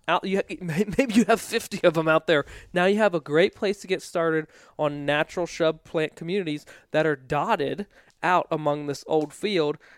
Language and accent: English; East Coast, United States; I grew up on the East Coast